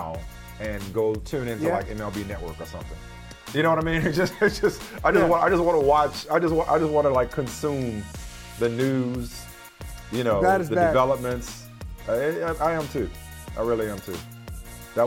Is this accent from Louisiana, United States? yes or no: yes; New Orleans, Louisiana, United States; I grew up in New Orleans